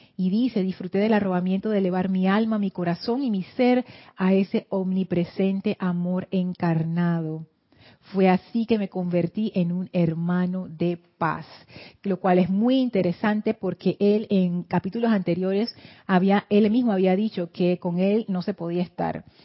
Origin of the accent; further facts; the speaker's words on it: Panama; en Panamá nosotros no nos hacemos lío con las fiestas de otros países